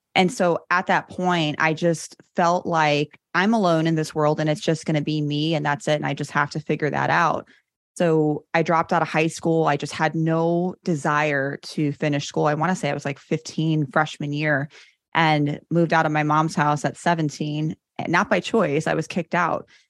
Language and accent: English; Chicago, Illinois, United States; I grew up in Chicago, born and raised